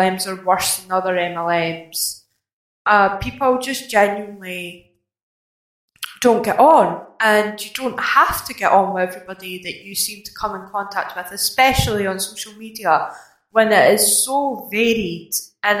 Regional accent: Scotland, United Kingdom; I'm Scottish

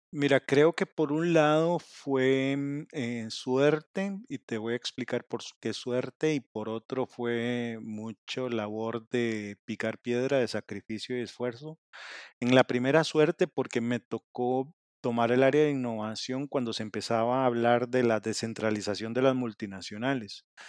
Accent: Costa Rica; also born or lived in Mexico; soy de Costa Rica

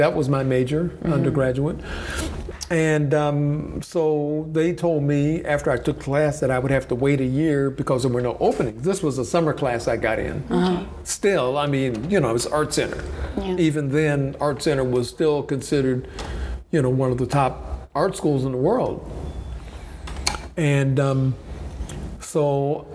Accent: Los Angeles, California, United States; moved away as an adult; also born or lived in Ohio / San Francisco / Florida; My parents decided that they wanted to improve their lives, so they moved to California, Los Angeles

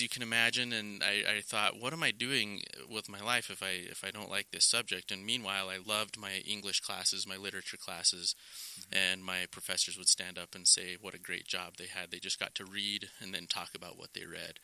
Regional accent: Rigby, Idaho, United States; now in Utah, United States; I grew up in Idaho, southeast Idaho, Rigby to be specific, and have been in Utah

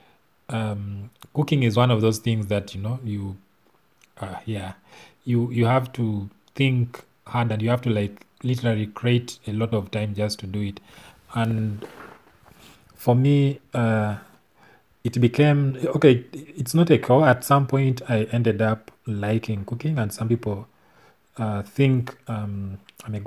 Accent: Tororo, Eastern Region, Uganda; I grew up in Tororo

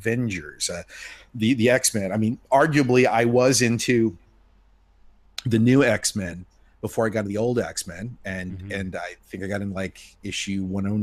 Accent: Indiana, United States; moved away; I'm from Indiana and I grew up with a lot of racists

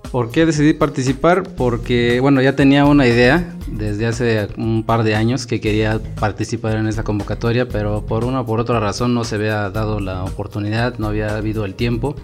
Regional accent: Mixe community, Oaxaca, Mexico; now in Putla Villa de Guerrero, Mexico; en mi pueblo donde yo crecí, en la comunidad Mije

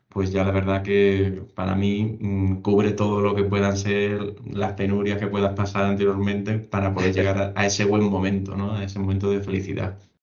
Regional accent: Seville, Andalusia, Spain; yo soy soy de Sevilla

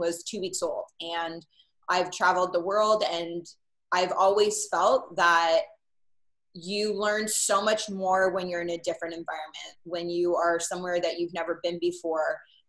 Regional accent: Oakville, Ontario, Canada; moved away as an adult; also born or lived in Etobicoke / Oahu, Hawaii; I was born in Etobicoke, and when I was about 3 weeks old, moved to Oakville. And that's really where I was raised. I lived there till I was 18. And then I moved to the island of Oahu in Hawaii

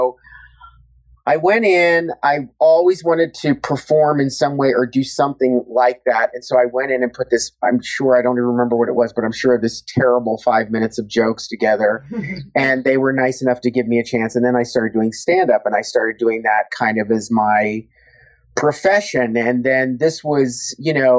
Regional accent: Cincinnati, Ohio, United States; moved away; I grew up in Cincinnati, Ohio

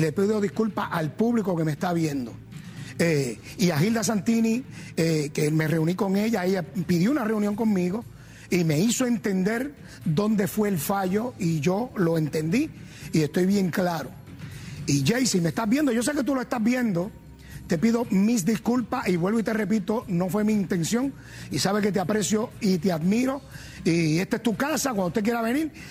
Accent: Gurabo, Puerto Rico; yo soy de Masajuno de Gurabo

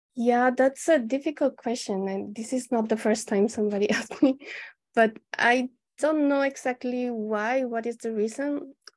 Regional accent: Colombia; moved away as an adult; also born or lived in Mexico; now in Japan; I'm from Colombia. Um, I came to Japan uh, in 2014, eight years ago

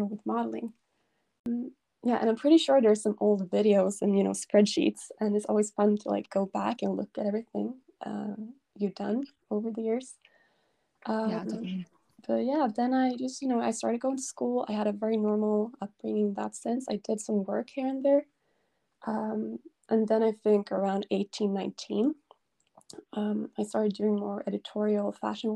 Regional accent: Sweden; I'm from Sweden.

